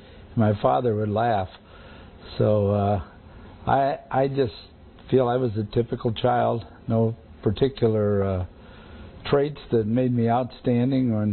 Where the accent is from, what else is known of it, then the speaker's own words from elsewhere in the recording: Youngstown, Ohio, United States; I was born in 1932 on July 27th in Youngstown, Ohio